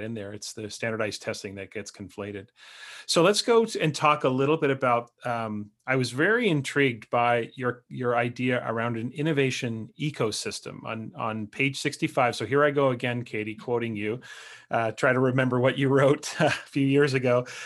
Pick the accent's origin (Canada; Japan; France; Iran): Canada; as a Canadian, but I spend a lot of time in the United States